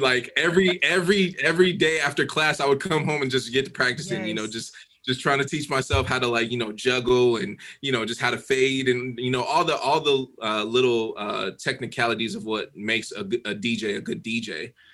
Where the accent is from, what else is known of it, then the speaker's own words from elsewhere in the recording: Denver, Colorado, United States; moved away as an adult; now in Dallas, United States; I grew up in Denver. Um, I grew up in like Southeast Denver